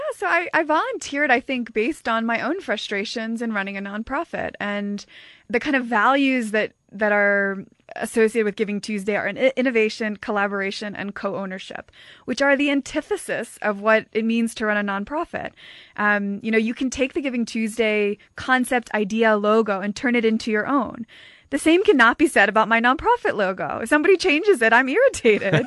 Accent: United States; accent: American; moved away as an adult; now in South Africa; I am an American. I've been living in South Africa now for about five years

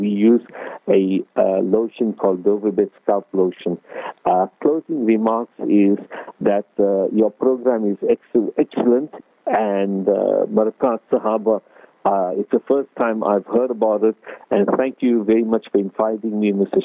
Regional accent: Durban, KwaZulu-Natal, South Africa; now in Cape Town, South Africa; ek is from the Cap, but I'm originally from Durban, so my Afrikaans is sort of limited.

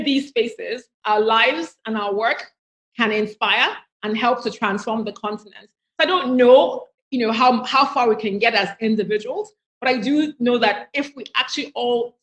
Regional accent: Nigeria; I grew up in Nigeria

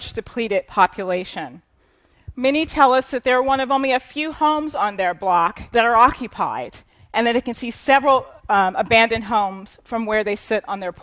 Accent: Chicago, Illinois, United States; also born or lived in Harlem, New York / Washington, D.C. / Newark, New Jersey; now in New York, United States; Chicago, my hometown, Harlem, which is my current home

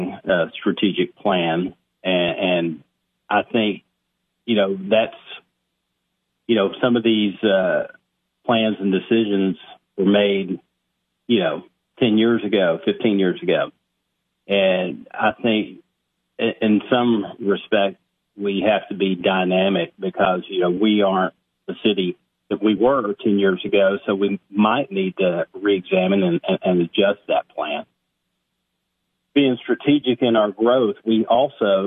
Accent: Cookeville, Tennessee, United States; Cookeville is my hometown. I was born and raised here

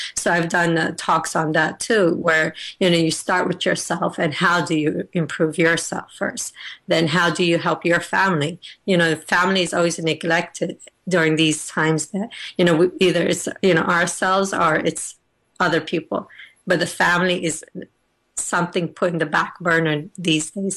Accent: United States; I'm originally from Afghanistan, but I was born and raised in the United States of America

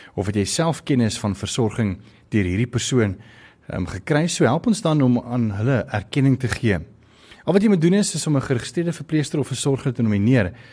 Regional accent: South Africa; ons as Suid-Afrikaners

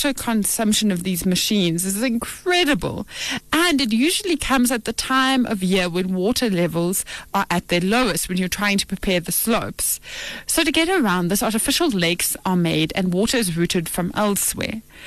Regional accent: South Africa; I'm a South African child

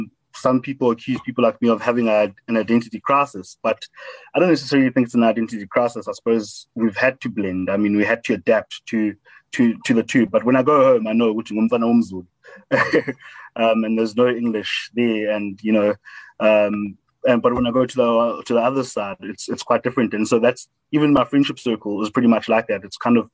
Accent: Howick, KwaZulu-Natal, South Africa; accent: Model C accent; also born or lived in Underberg; I did my schooling in Howick High School. Howick Prep was where I went to primary school. And so I'm a born and bred Howick boy in the KwaZulu-Natal Midlands.

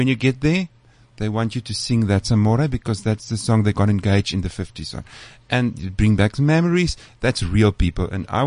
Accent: Karoo, South Africa; moved away; also born or lived in Johannesburg; I grew up in the Karoo, I lived in Joburg

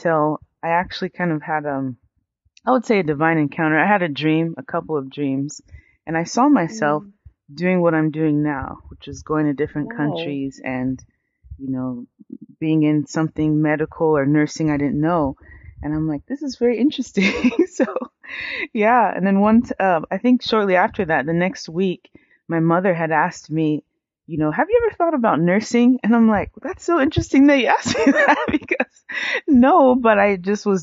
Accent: United States; I was raised in the U.S. I'm first generation American. So my entire family is from Nigeria.

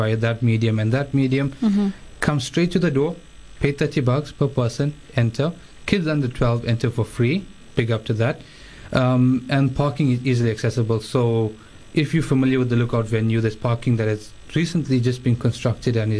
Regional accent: Durban, KwaZulu-Natal, South Africa; I'm from Durban, based in Durban

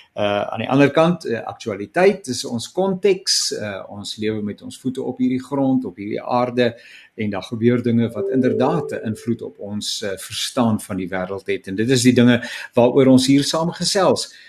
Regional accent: South Africa; ek as Suid-Afrikaner gebore is

